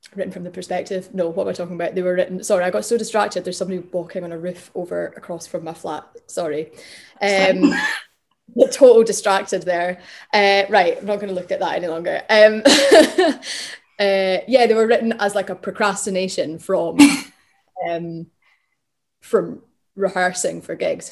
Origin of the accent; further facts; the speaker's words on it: Glasgow, Scotland, United Kingdom; I grew up in Glasgow